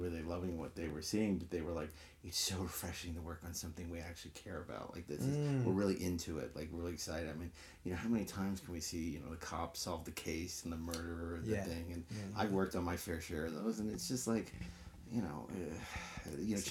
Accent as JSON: {"language": "English", "town": "New York City", "region": "New York", "country": "United States", "tie": "born or raised there", "said": "Yeah, I was born in Brooklyn."}